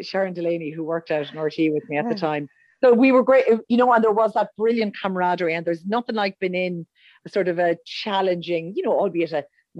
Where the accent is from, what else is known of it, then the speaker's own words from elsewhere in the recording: Roscommon, Connacht, Ireland; moved away; I'm originally from Roscommon